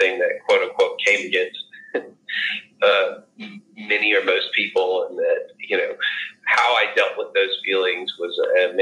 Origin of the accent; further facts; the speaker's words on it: the South, United States; I growing up in the South and in a very conservative